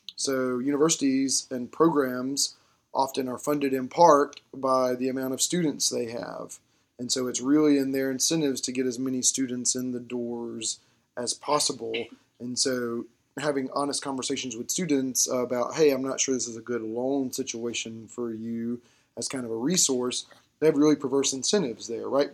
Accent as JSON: {"language": "English", "region": "Georgia", "country": "United States", "tie": "born or raised there", "said": "where I grew up in Georgia, the classic example of this was we had the Hope Scholarship"}